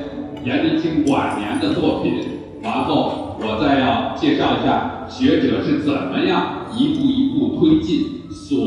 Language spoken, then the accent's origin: Chinese; Shaanxi, China; 我们陕西人